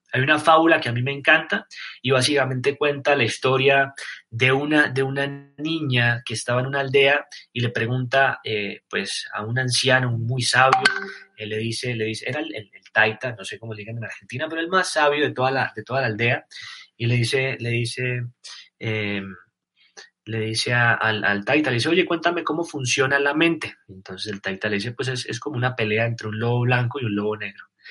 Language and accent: Spanish; Colombia; no soy argentino, soy colombiano